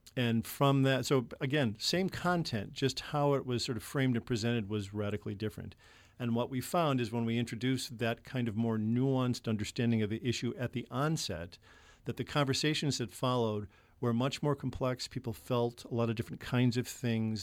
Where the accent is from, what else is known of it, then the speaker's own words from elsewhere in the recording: Chicago, Illinois, United States; I was born in Chicago and grew up in the nineteen sixties in Chicago